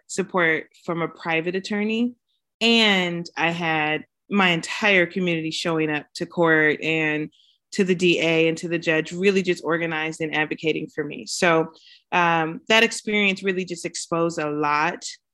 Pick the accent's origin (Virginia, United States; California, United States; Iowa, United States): California, United States; Pomona; I'm from Pomona, California, and been out in Southern California my entire life. Finished high school here, went to college here